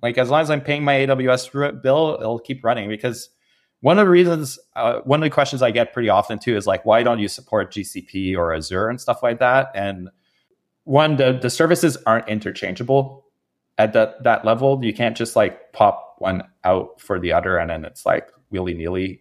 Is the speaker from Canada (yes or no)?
yes; Canada; I'm Canadian